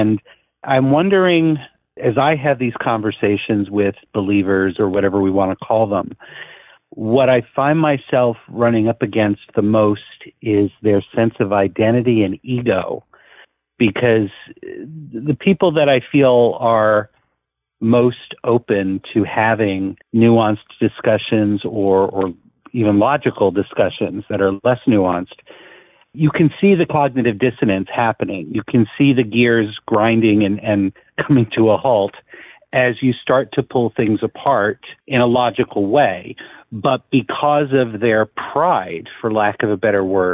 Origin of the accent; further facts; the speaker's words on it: New Jersey, United States; moved away as an adult; also born or lived in Netherlands; I grew up in New Jersey